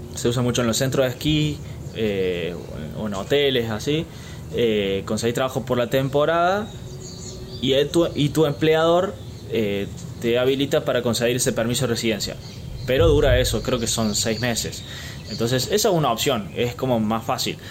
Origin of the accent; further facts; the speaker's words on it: Argentina; nosotros como argentinos